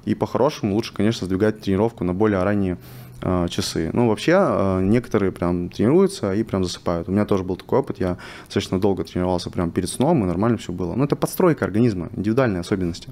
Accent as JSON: {"language": "Russian", "town": "Vladivostok", "region": "Primorsky Krai", "country": "Russia", "also_born_or_lived": "Moscow", "moved": "as an adult", "lives_now": "Dubai, United Arab Emirates", "said": "Я из города Владивостока, э, мне 24 года сейчас. Э, я переехал в Москву, э, когда мне было 21"}